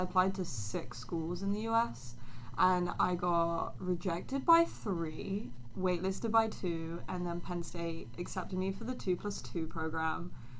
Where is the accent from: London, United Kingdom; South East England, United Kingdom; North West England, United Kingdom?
London, United Kingdom; moved away as an adult; now in United States; I am the international student. I am from the UK, specifically West London.